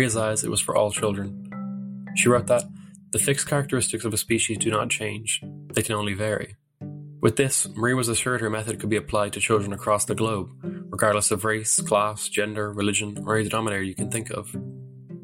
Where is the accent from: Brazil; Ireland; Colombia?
Ireland; my home country, Ireland